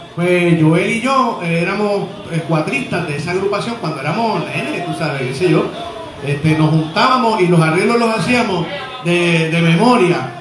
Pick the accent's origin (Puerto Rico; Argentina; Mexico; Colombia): Puerto Rico; Trujillo Alto; also born or lived in Río Piedras, Puerto Rico / Santurce, San Juan, Puerto Rico; yo nací en el 1964 en Río Piedras, Puerto Rico, y soy natural del pueblo de Trujillo Alto. Allí yo crecí